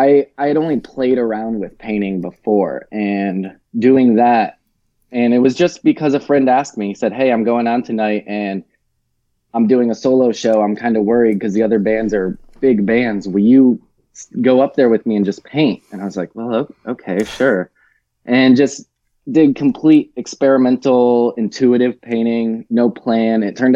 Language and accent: English; Tennessee, United States; also born or lived in Michigan; I was born in Michigan, in the Detroit area. And then I almost immediately moved around a little bit as a child, went back to Michigan for a little while, and then went to rural Tennessee, about an hour outside of Memphis, when I was 11, went to middle school and high school there